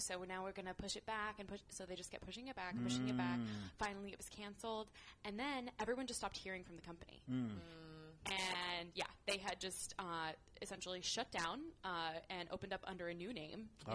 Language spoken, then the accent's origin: English; Castro Valley, California, United States; born and raised in Castro Valley